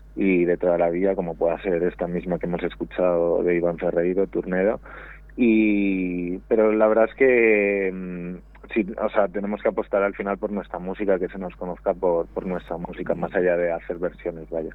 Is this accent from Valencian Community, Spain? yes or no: no; Valladolid, Castile and León, Spain; yo soy de Valladolid